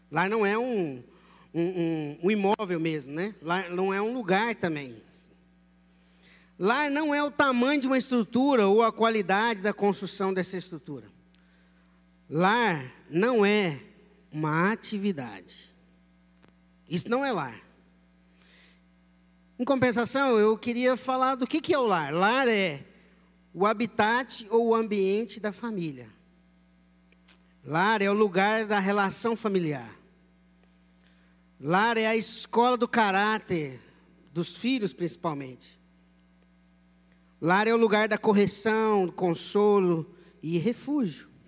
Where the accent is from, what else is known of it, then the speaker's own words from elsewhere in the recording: Minas Gerais, Brazil; Pipoca, doce, pamonha, cuscuz, piqui, pão de queijo, né, uai, sou mineirinha